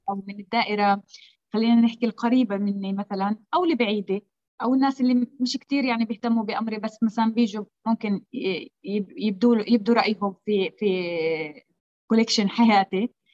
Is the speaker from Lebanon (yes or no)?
no; Palestine; انا فلسطينيه